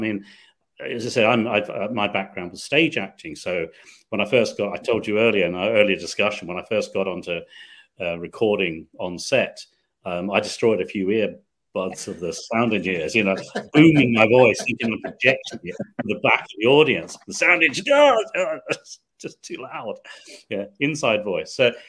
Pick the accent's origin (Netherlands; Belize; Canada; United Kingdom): United Kingdom; England; moved away as an adult; also born or lived in Scotland; now in Glasgow, United Kingdom; I've lived here 28 years, but I'm actually from a bit further south, a long way south, about 500 miles.